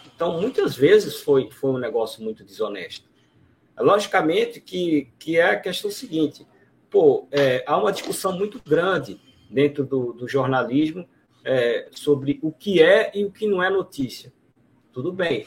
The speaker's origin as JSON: {"language": "Portuguese", "town": "Recife", "region": "Pernambuco", "country": "Brazil", "said": "eu sou aqui de Recife"}